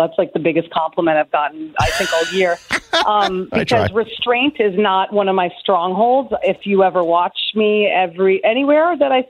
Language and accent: English; New York City, New York, United States; I'm a New Yorker through and through, and my heart lies in New York City.